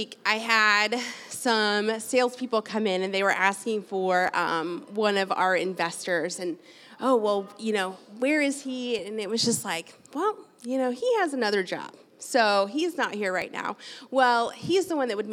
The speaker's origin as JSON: {"language": "English", "town": "Rogers", "region": "Arkansas", "country": "United States", "tie": "born or raised there", "also_born_or_lived": "Denver / Chicago", "said": "I grew up here. I'm from Rogers. I went to the high school right over here"}